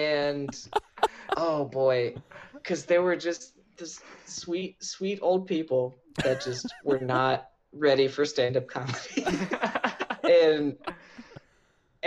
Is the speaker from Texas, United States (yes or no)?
no; Columbus, Ohio, United States; I grew up in Columbus